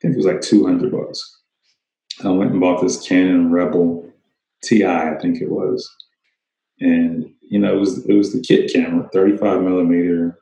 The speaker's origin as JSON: {"language": "English", "town": "Kennesaw", "region": "Georgia", "country": "United States", "tie": "born or raised there", "also_born_or_lived": "Tennessee / Smyrna, Georgia", "said": "I grew up in a suburb of Atlanta called Kennesaw"}